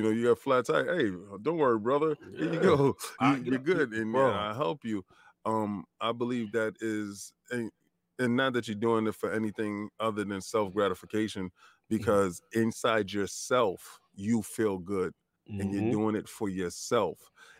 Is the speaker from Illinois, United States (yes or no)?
no; New York, United States; I'm from New York